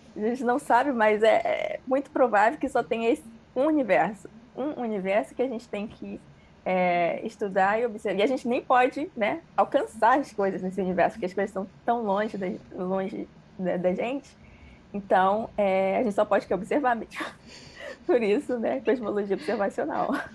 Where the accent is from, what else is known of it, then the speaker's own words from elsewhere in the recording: Rio de Janeiro, Brazil; also born or lived in Ceará; Mas eu me mudei para o Rio bem cedo, é, quando eu tinha cinco anos